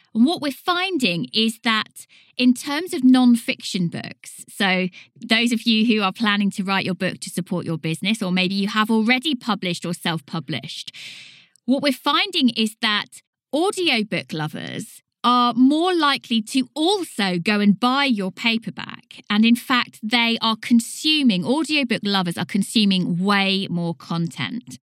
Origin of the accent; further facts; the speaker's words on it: United Kingdom; accent: British; I'm a British voice